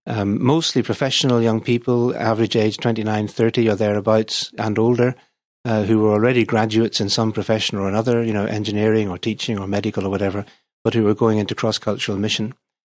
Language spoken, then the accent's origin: English; Belfast, Northern Ireland, United Kingdom; accent: Northern Irish; the accent, just in case people are wondering, is from Northern Ireland. That's born and brought up in Belfast, but my parents had been missionaries before I was born in Brazil.